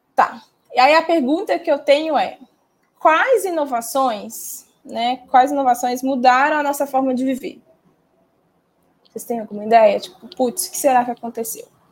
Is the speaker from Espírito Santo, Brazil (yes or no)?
no; Minas Gerais, Brazil; Sou mineira